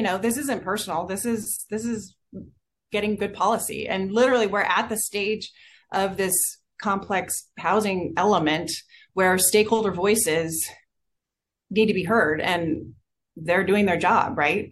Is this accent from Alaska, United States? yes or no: no; Goleta, California, United States; I was born in Cottage, even though we lived in Goleta on Sussex Court